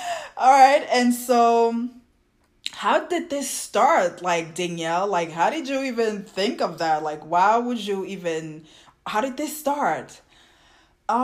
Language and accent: English; Côte d’Ivoire; English is a second language; now in United States; having being from the continent, like from my country, from Ivory Coast, and living there and having our culture